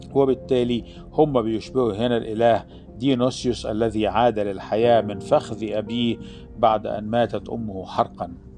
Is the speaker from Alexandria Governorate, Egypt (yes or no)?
yes; Alexandria Governorate, Egypt; عندنا في الإسكندرية